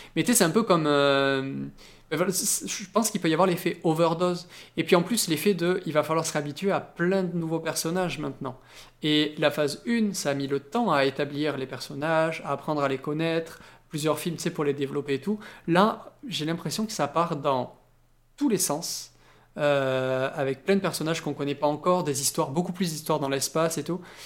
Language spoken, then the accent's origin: French; France; chez nous en France